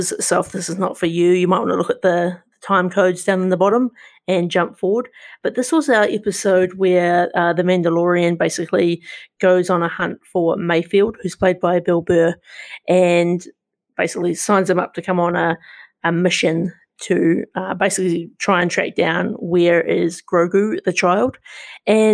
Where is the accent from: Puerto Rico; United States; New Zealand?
New Zealand; as a New Zealander